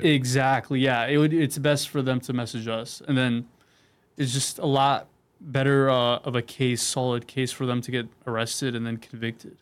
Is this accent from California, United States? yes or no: yes; San Diego, California, United States; I grew up all over San Diego, but I'm from North uh, North County right now